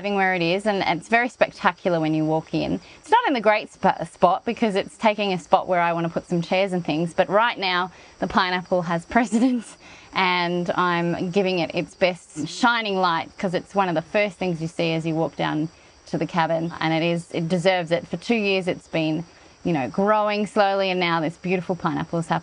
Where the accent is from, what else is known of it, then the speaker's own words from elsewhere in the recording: Australia; moved away; also born or lived in Canberra, Australia; I grew up in Australia and part of my life I lived in a place called Canberra